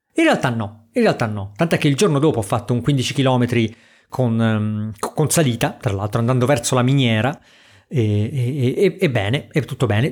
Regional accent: Porto Ercole area, Tuscany, Italy; a Porto Ercole dalle mie parti

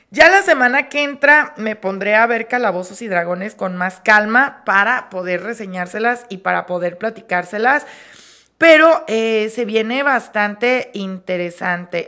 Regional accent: Mexico

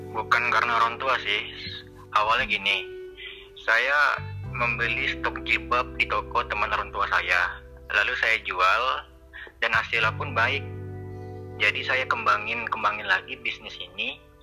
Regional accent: Pekanbaru, Riau, Indonesia; asal saya dari Pekanbaru

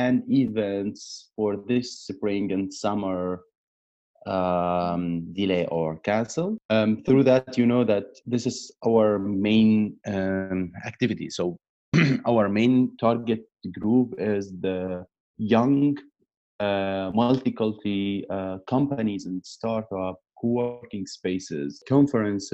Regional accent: Aleppo, Aleppo Governorate, Syria; English is a second language; moved away as an adult; also born or lived in Turkey / Saudi Arabia; now in Berlin, Germany; I grew up in Aleppo

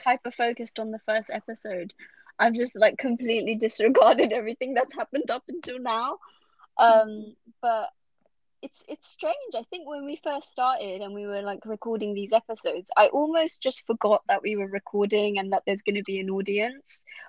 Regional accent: London, United Kingdom; I'm Bengali, but I was brought up in London

